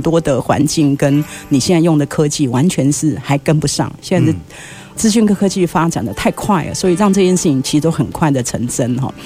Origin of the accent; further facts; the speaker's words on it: Yilan County, Taiwan; moved away; 我是宜兰人